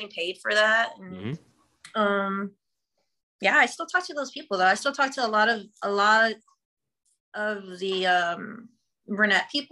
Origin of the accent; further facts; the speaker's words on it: Texas, United States; also born or lived in Garden City, Kansas / Anchorage, Alaska; I'm from Texas